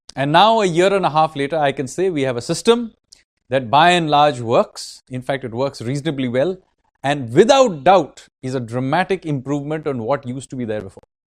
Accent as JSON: {"language": "English", "town": "Kolkata", "region": "West Bengal", "country": "India", "said": "I am from Kolkata"}